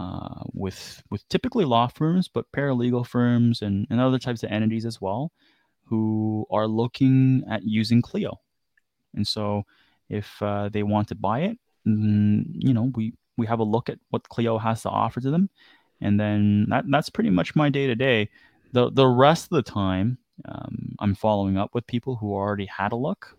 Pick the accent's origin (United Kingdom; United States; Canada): Canada; growing up in Canada